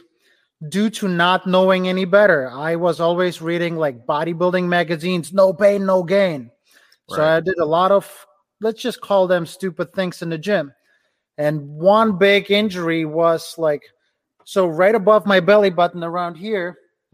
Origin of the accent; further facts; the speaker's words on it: Ukraine; English is a second language; now in Cleveland, United States; A little over 10 years, I immigrated from Ukraine to the US. Right now I'm in Cleveland, Ohio. I immigrated without knowing any English.